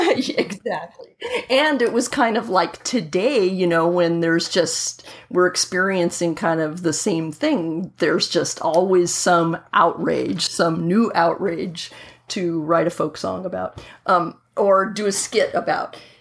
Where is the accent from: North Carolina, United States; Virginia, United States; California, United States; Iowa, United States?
California, United States; Southern; when I was about, let me see, 13, growing up in Southern California